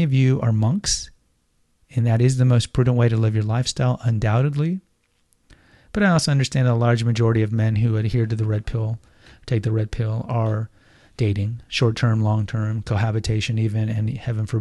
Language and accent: English; Houston, Texas, United States; I grew up in Houston